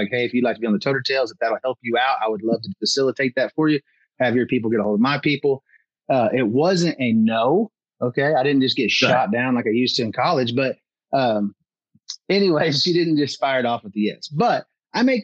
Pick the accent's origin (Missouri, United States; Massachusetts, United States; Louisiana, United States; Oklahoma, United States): Oklahoma, United States; Northeast; a kid growing up in Northeast Oklahoma